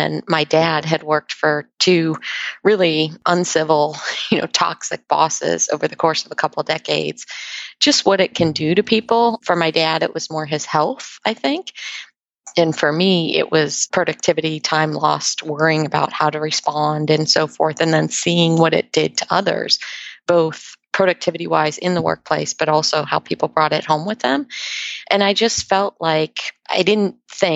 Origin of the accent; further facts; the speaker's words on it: Ohio, United States; now in Redondo Beach, United States; I grew up in Ohio, so I appreciate the climate differences